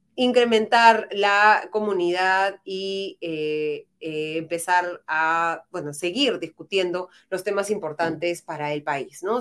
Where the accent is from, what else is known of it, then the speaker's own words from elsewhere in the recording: Peru; somos todos los peruanos